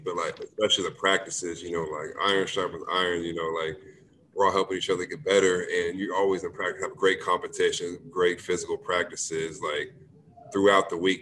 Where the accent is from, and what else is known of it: Lawrence, Kansas, United States; born or raised there; moved away as an adult; also born or lived in Oklahoma